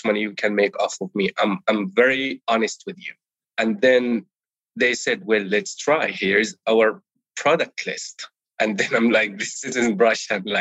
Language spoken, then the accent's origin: English; Palestine; first language Arabic; English is a second language; moved away as an adult; now in United States; I was born and raised in Palestine